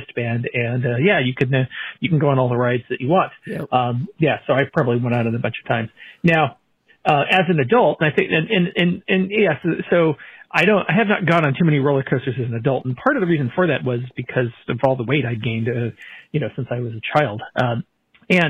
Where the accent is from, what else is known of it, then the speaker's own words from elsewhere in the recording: Santa Cruz, California, United States; I grew up in Santa Cruz, California